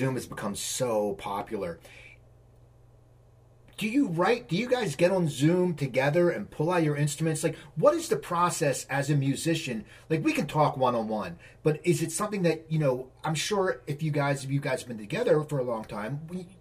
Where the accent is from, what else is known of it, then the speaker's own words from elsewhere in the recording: near Philadelphia, Pennsylvania, United States; I grew up near Philadelphia